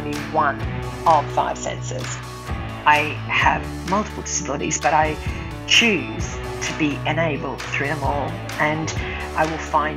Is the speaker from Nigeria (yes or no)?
no; Australia; also born or lived in Brisbane, Queensland; I'm from Australia and I live in Brisbane on Meanjin country